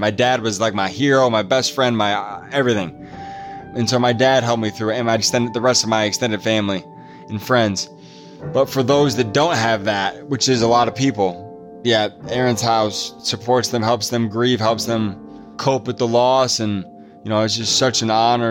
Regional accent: Midwest, United States; also born or lived in Pasadena, California; I'm from the Midwest, and so it's cold in the winter here

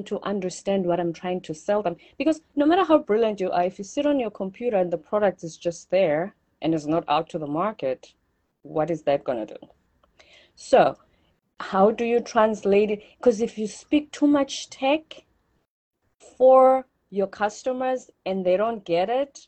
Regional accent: South Africa; moved away as an adult; also born or lived in South Korea; I come from South Africa

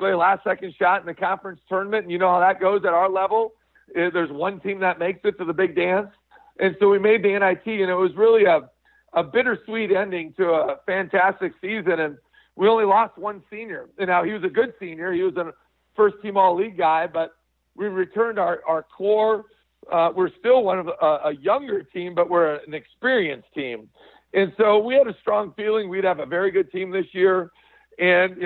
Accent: Midwest, United States; moved away as an adult; also born or lived in Colorado / Nebraska; now in South Dakota, United States; I'm originally from the Midwest

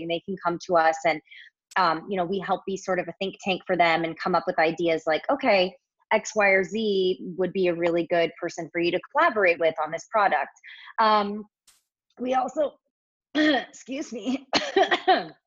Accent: Southern California, United States; moved away as an adult; also born or lived in New York; I was born and raised in Southern California, went to college at SC

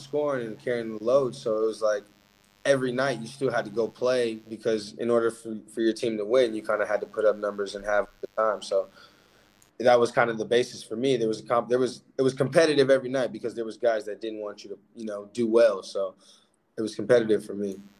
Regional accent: Alaska, United States; moved away as an adult; now in Portugal; born and raised in Alaska

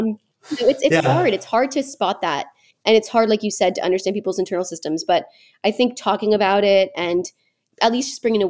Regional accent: Manhattan Beach, California, United States; I was raised in Manhattan Beach

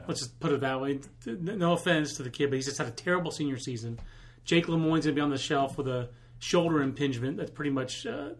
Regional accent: Fayetteville, North Carolina, United States; this kid from my hometown, Fayetteville, North Carolina

